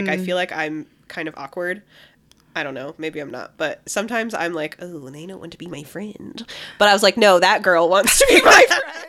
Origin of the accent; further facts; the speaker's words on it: Sandusky, Ohio, United States; I'm originally from Sandusky, Ohio.